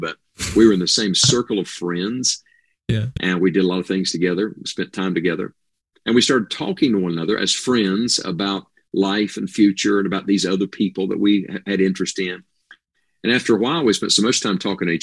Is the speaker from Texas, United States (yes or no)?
no; West Virginia, United States; moved away as an adult; also born or lived in Tennessee; I am in wild and wonderful West Virginia right now. This is my home where I was born and raised